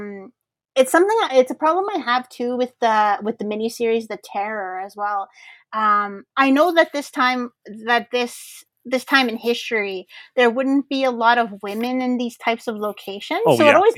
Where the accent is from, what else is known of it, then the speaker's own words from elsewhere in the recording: Canada; as a Canadian